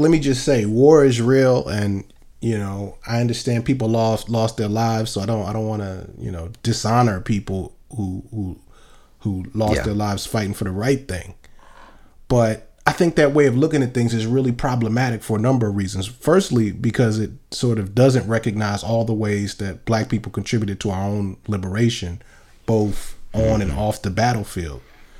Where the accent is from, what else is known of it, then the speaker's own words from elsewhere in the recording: New York, United States; also born or lived in Baltimore / New Jersey / Chicago / Los Angeles; I grew up, you know, I was born in New York and Harlem. I grew up mostly in upstate New York, Baltimore, and New Jersey.